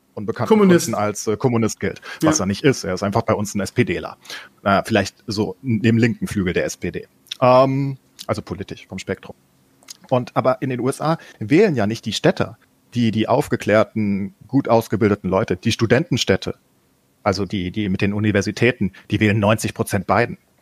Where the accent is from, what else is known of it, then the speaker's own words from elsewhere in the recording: Germany; wir als Deutsche